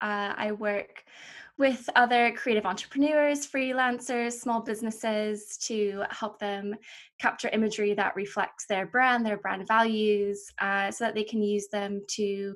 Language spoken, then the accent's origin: English; United States; moved away as an adult; also born or lived in North Carolina / Florida; now in United Kingdom; I spent sort of half of my time between North Carolina and Florida